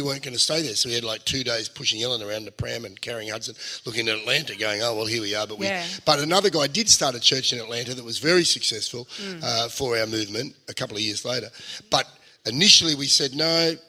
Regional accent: England, United Kingdom; born there; And I was born in England.

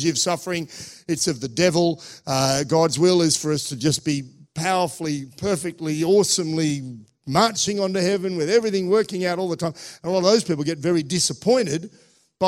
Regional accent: Australia; moved away; also born or lived in Russia; I was from Australia

